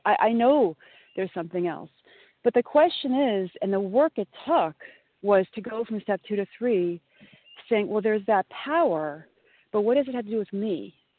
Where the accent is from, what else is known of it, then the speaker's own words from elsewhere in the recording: Southern Illinois, United States; now in New York, United States; I grew up in Southern Illinois